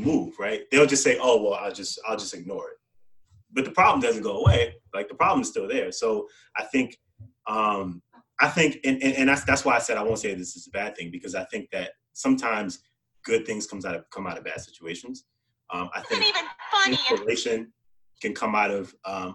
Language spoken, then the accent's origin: English; New York City, New York, United States; I grew up in New York City